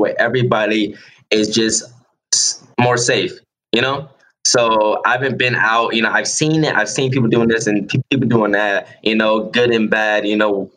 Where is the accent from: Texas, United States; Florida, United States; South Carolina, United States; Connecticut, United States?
South Carolina, United States; North Charleston; moved away as an adult; also born or lived in California / Georgia; I'm from North Charleston, South Carolina. I grew up down the street from the county jail I was in that night